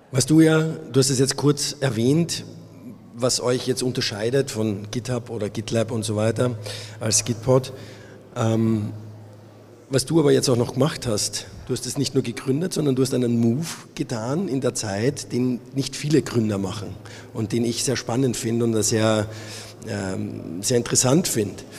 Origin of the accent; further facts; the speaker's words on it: Austria; now in Munich, Germany; ich bin Österreicher